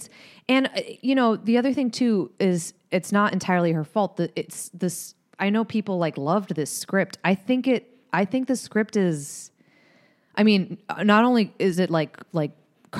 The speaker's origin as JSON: {"language": "English", "region": "New England", "country": "United States", "said": "I'm from New England."}